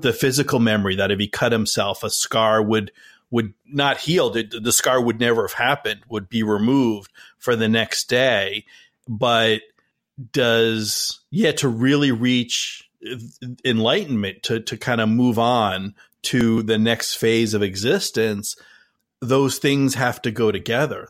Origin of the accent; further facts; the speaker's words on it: New Jersey, United States; we both, Dave and I, we grew up in New Jersey